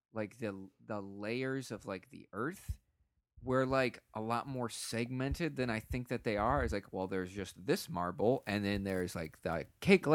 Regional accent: Florida, United States; growing up in Florida, I kind of didn't know what sledding really was

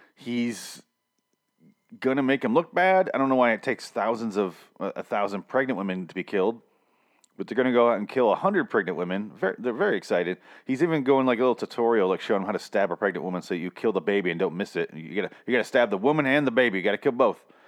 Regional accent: Michigan, United States; I'm from Michigan

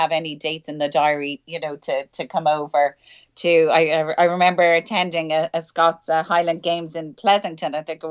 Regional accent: Ireland; moved away as an adult; also born or lived in Edinburgh; now in Linlithgow, United Kingdom; growing up in Ireland

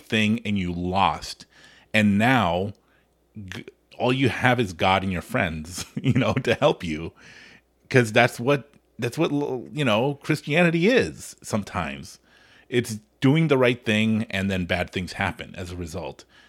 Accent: Los Angeles, California, United States; I grew up in Hollywood

